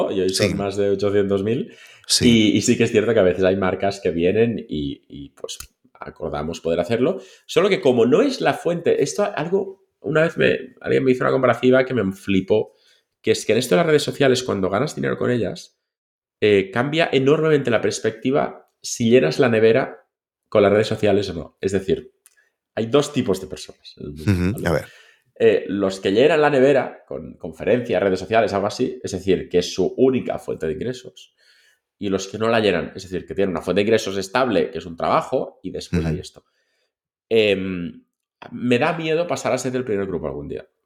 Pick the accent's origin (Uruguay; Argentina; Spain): Spain; Catalonia; Y somos eh, catalanes.